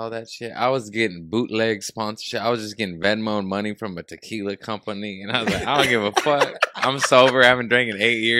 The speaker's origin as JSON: {"language": "English", "town": "Torrance", "region": "California", "country": "United States", "tie": "born or raised there", "also_born_or_lived": "Harbor City / Lomita / Redondo Beach", "said": "I was raised in Torrance. I was born in Harbor City."}